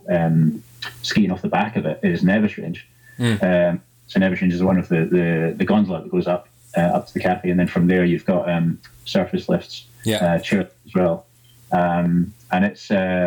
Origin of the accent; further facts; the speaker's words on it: Central Belt, Scotland, United Kingdom; also born or lived in France; I'm from the Central Belt, so I'm a lowlander